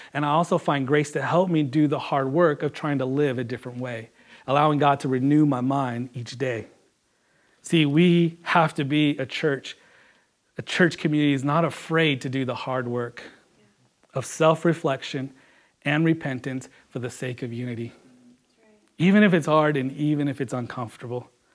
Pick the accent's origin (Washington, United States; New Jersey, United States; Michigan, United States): Washington, United States; also born or lived in California; growing up here, coming from California. I remember coming into Washington